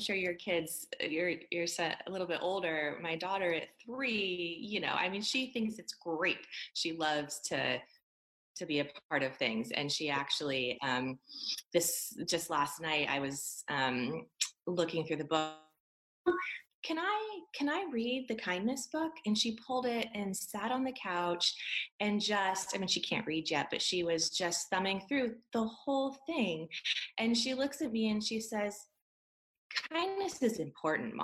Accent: California, United States; I grew up in California

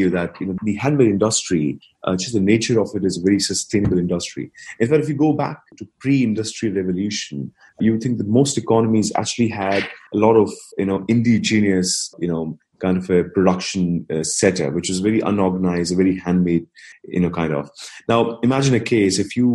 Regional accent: New Delhi, Delhi, India; moved away; So I was born and raised in India

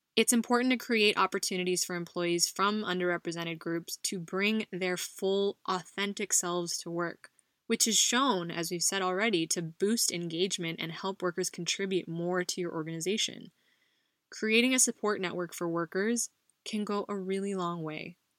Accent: United States; now in Spain; a Filipino American woman living abroad in Spain

